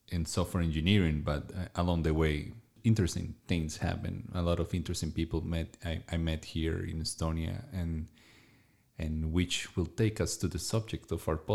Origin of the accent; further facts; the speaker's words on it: Colombia; I am from Colombia.